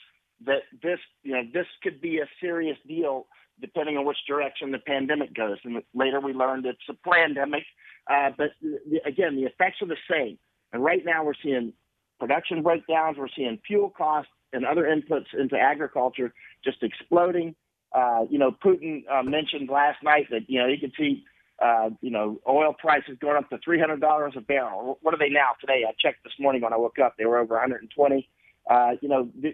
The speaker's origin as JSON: {"language": "English", "country": "United States", "said": "I'm an American, you know, through the core"}